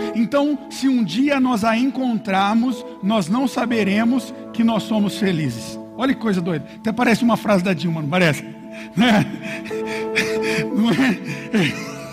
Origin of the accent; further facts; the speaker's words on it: Brazil; eu nasci no São Fernando